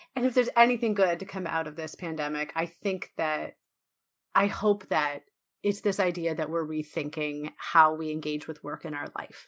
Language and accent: English; Canada; I feel like I own a piece of it as a Canadian